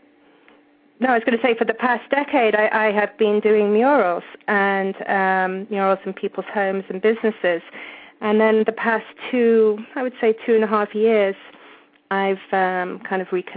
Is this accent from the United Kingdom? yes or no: yes; England, United Kingdom; accent: British; moved away; I grew up in England, as you probably can tell.